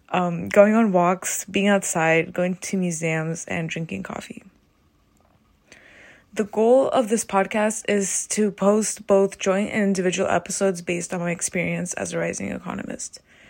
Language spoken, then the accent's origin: English; Calabasas, California, United States; born there; I was born on January 14th, 2000 in Calabasas, California, and my sister Anna was born in July of the following year in the same city.